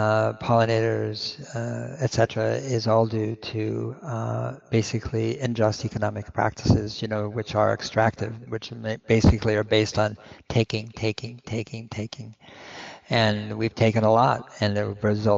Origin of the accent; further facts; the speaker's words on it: Berkeley, California, United States; also born or lived in San Mateo County, California; I grew up in Berkeley, California